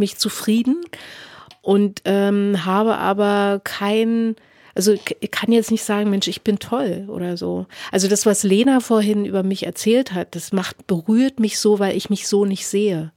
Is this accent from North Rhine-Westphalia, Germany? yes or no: no; Berlin, Germany; Ich bin in Ostberlin geboren und ich bin, wenn ich sowas wie Heimat verorten sollte, bin ich Ostberlinerin, weil ich lebe auch immer noch in Ostberlin